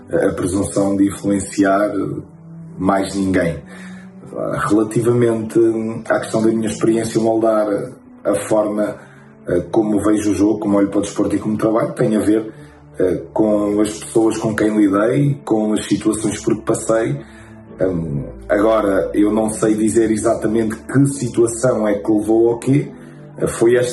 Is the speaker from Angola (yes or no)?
yes; Angola; now in Portugal; e eu que não, não nasci em Portugal, vim de Angola, é que Portugal são as pessoas.